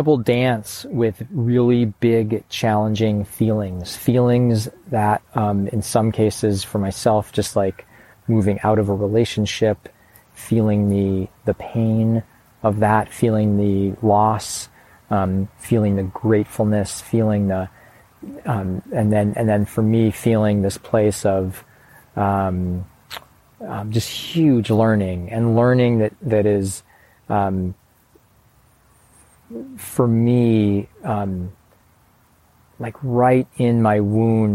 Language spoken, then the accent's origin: English; Chicago, Illinois, United States; moved away; also born or lived in Portland, Oregon; I used to say that I grew up in Chicago